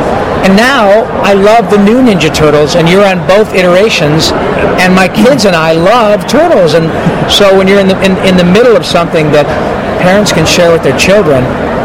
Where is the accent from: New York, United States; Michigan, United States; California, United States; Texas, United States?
Michigan, United States; a kid growing up in Michigan